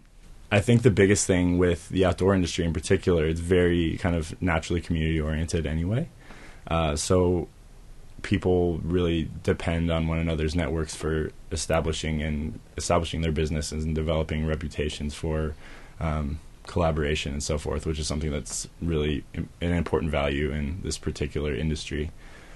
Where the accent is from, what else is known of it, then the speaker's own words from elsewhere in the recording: Denver, Colorado, United States; I grew up in the Denver area.